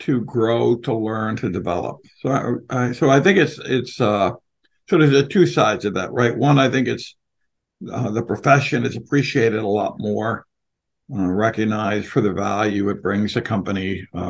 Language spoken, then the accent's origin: English; Philadelphia, Pennsylvania, United States; I'm from Philly